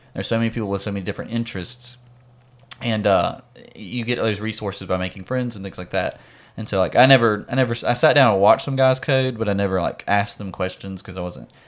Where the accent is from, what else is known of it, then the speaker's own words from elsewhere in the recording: Mississippi, United States; not from Texas. I'm from Mississippi.